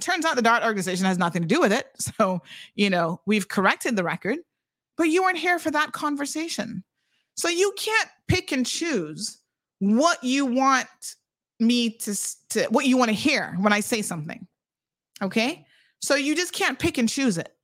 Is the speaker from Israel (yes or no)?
no; Cayman Islands; Caymanians are so incredibly unique and we have a unique set of problems